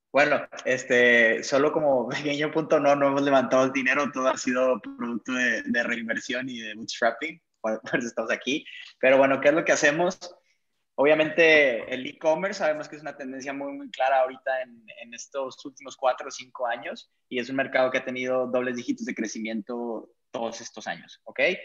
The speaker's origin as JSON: {"language": "Spanish", "region": "Chihuahua", "country": "Mexico", "also_born_or_lived": "Parral", "moved": "yes", "lives_now": "Monterrey, Mexico", "said": "nosotros pues venimos de Chihuahua"}